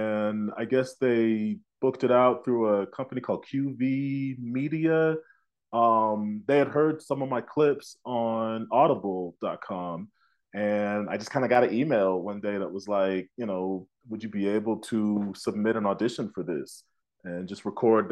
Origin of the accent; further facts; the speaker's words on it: Tulsa, Oklahoma, United States; also born or lived in New York / Illinois; now in Denver, United States; I grew up in Tulsa, and I've been acting out in New York for several years, and now I have just landed in Denver